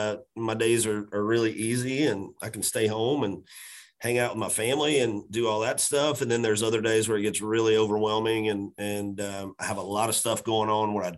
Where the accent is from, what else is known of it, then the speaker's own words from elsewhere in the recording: Macon, Georgia, United States; now in Nashville, United States; my hometown of Macon, Georgia